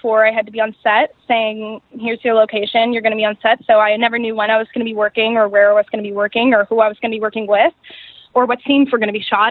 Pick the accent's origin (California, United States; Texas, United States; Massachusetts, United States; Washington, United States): Washington, United States; Seattle; I'm from the Pacific Northwest. I'm from Seattle. I was born and raised